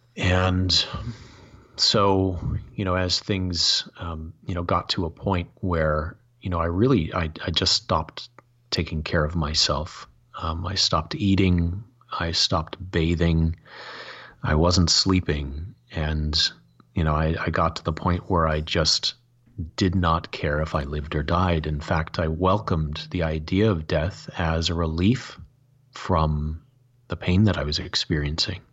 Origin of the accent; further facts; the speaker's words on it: Michigan, United States; growing up in Michigan